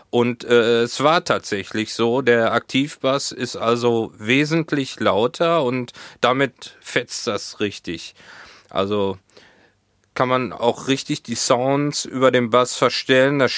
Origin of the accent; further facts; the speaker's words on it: Hohenlimburg, North Rhine-Westphalia, Germany; now in Hamburg, Germany; hier in Hamburg gibt's nichts dergleichen ähm, wie diese Pommesbude aus Hohenlimburg.